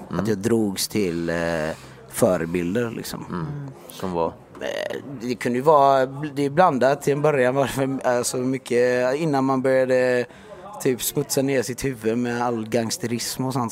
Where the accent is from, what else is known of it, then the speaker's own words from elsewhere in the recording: Jönköping, Jönköping County, Sweden; jag växte upp i Jönköping. Eh, eh, först i en del som heter Öxnehaga som var lite mer, det, man kan säga mer segrega- segregationen där liksom.